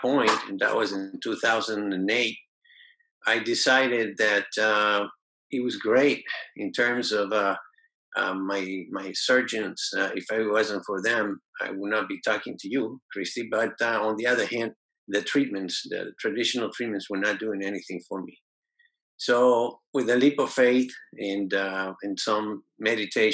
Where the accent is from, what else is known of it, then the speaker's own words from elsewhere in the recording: Venezuela; I was born in Venezuela.